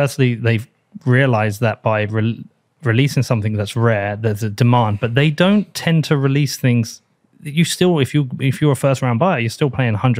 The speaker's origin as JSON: {"language": "English", "region": "England", "country": "United Kingdom", "said": "I am an English guy."}